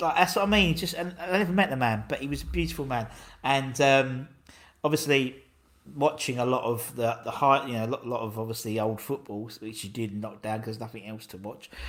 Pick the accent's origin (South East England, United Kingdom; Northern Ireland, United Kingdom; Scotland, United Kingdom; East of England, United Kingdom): East of England, United Kingdom; Essex; trying to explain from Essex rather than London